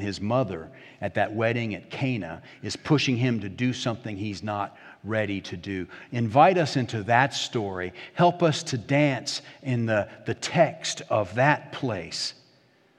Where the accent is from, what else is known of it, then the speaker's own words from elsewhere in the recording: Hampton, Virginia, United States; Community Presbyterian Church in Hampton, Virginia, my home church, my hometown